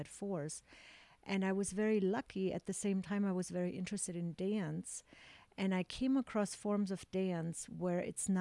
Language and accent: English; Augsburg, Bavaria, Germany; moved away; So I grew up in Germany in a very conservative town, small town in Augsburg.